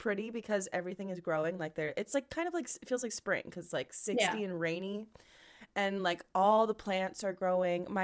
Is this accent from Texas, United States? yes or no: no; Pennsylvania, United States; moved away; growing up in Pennsylvania